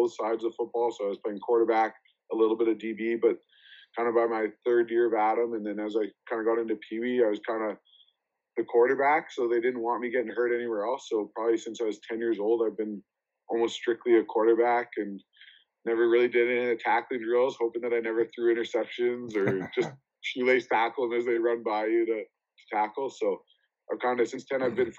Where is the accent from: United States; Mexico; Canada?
Canada; Sherwood Park, Alberta; I grew up in Sherwood Park, Alberta, so it's just outside Edmonton.